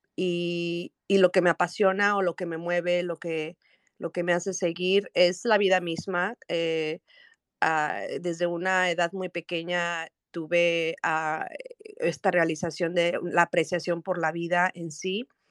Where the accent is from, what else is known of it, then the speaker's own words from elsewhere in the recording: Mexico City, Mexico; soy originaria de la Ciudad de México